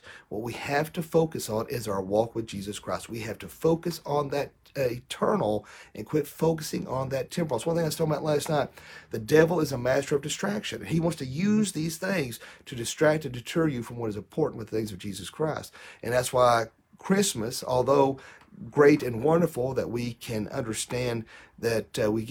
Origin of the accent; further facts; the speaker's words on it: United States; United States